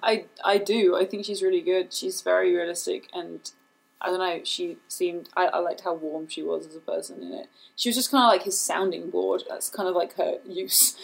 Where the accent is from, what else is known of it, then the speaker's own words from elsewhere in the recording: England, United Kingdom; accent: British; moved away; I grew up in England